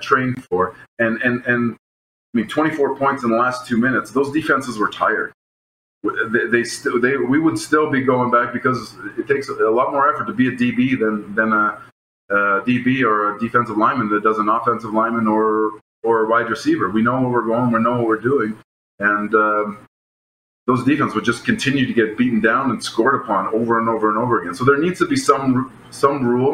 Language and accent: English; Toronto, Ontario, Canada; Growing up in Toronto